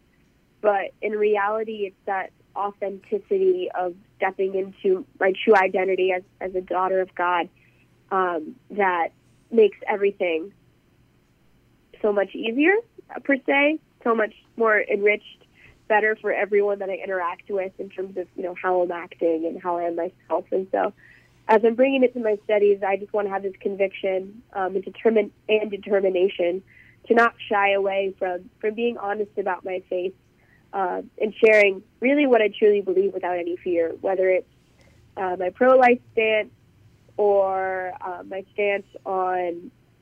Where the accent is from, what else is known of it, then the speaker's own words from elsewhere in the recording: State College, Pennsylvania, United States; moved away as an adult; now in United Kingdom; my family ended up settling in State College, Pennsylvania